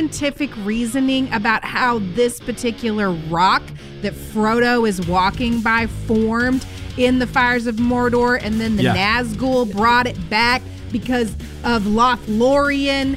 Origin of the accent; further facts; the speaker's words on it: United States; I'm American.